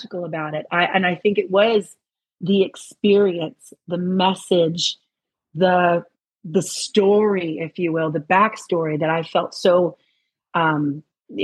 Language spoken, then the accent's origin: English; Los Angeles, California, United States; I'm an LA girl